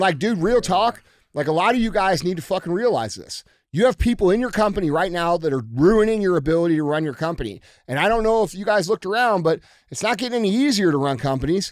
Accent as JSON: {"language": "English", "country": "United States", "said": "as American citizens"}